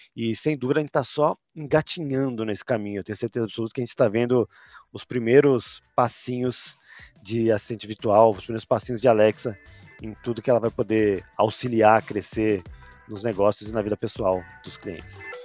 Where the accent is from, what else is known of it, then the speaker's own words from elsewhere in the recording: São Paulo, Brazil; accent: paulistano; eu sou paulistano, tenho esse sotaque